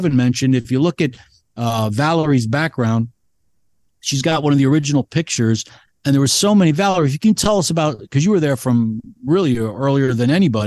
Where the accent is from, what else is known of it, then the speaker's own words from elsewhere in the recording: New Jersey, United States; I'm from New Jersey and I'm Greek